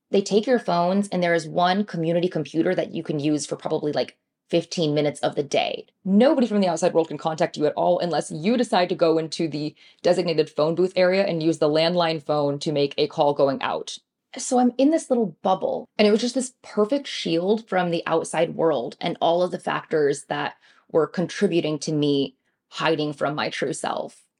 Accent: Michigan, United States; moved away as an adult; now in New York City, United States; I grew up in Michigan with a Chinese immigrant father and a white mother

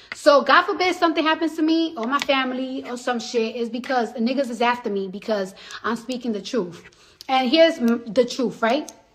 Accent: New York City, New York, United States; moved away as an adult; now in New Jersey, United States; I'm from the Bronx

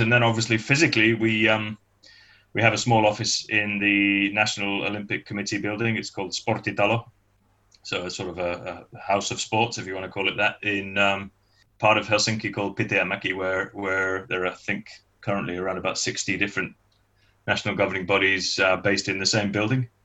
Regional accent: Manchester, North West England, United Kingdom; moved away as an adult; now in Finland; I'm originally from Manchester back then, but um, having moved here in uh, in '88 on, on, a permanent basis

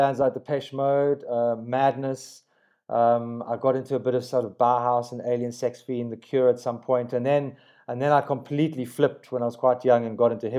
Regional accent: Johannesburg, Gauteng, South Africa; also born or lived in Kenya / Nigeria / Middle East; I grew up in Kenya, Nigeria, in the Middle East. So got to Johannesburg when I was like 9 and had a completely multicultural upbringing.

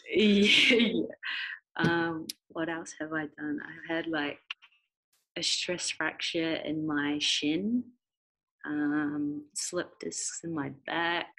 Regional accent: Christchurch, Canterbury, New Zealand; I grew up in Christchurch, New Zealand

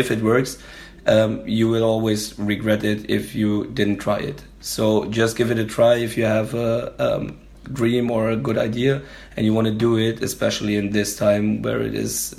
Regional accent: Germany; we're from Germany

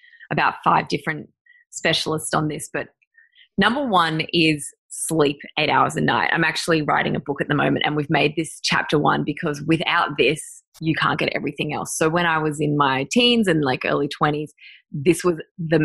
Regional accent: Mansfield, Victoria, Australia; also born or lived in Merrijig; now in Melbourne, Australia; I grew up in Mansfield and Merrijig out in the country

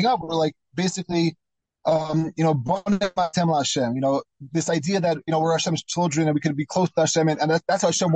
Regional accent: United States; moved away; also born or lived in Israel; When I was growing up in America

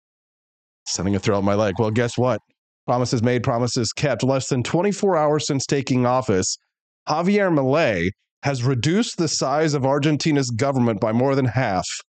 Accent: United States; I'm from North America

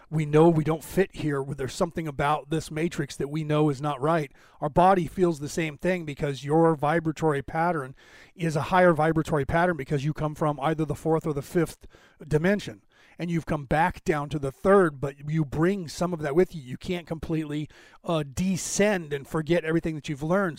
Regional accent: Ireland; I'm Irish

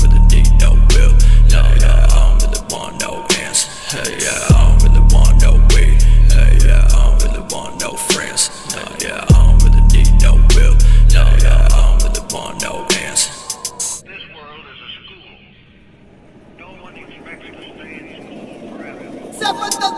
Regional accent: Wadsworth, Ohio, United States; I'm from Wadsworth, Ohio

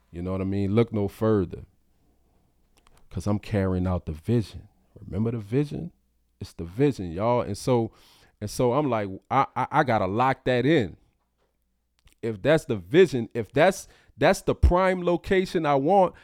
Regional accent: New Orleans, Louisiana, United States; born or raised there; moved away as an adult; also born or lived in Baton Rouge

